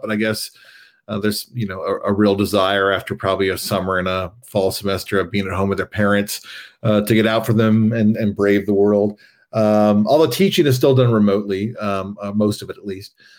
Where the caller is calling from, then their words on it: Princeton, New Jersey, United States; I am calling from Princeton, New Jersey